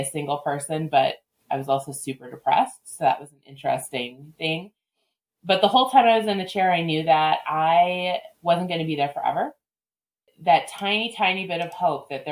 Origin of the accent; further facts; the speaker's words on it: Alaska, United States; moved away as an adult; also born or lived in Wisconsin / Oregon; I was born in Wisconsin, and at 3 years old, my sister was 18 months old. We moved to Alaska